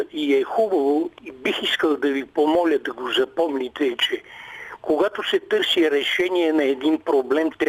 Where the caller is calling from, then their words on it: Sofia, Sofia City, Bulgaria; Името ми не е чак толкова важно. От София съм.